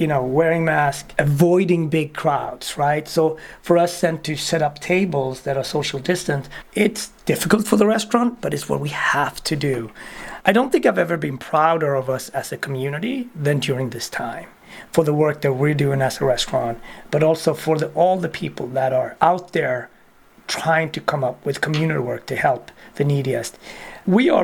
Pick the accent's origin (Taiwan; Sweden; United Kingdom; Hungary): Sweden; moved away as an adult; also born or lived in Ethiopia; now in United States; being a Swede and becoming American